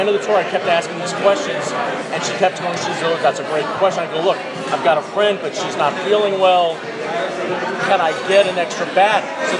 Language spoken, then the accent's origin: English; New York, United States; now in Atlanta, United States; I'm originally from New York. Moved overseas for a while, now I live in Atlanta.